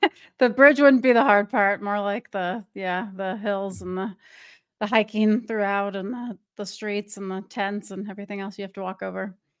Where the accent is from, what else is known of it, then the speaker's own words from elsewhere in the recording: Orange County, California, United States; now in Oregon, United States; I'm from L A, but I'm from Orange County